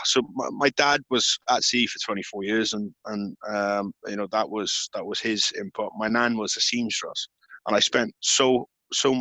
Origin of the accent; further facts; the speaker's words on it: South Wales, United Kingdom; accent: Welsh; now in Liverpool, United Kingdom; I grew up in South Wales.